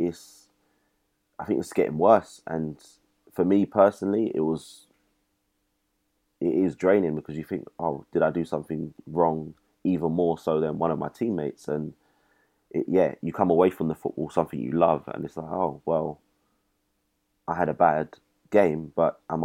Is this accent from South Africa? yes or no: no; United Kingdom; I'm British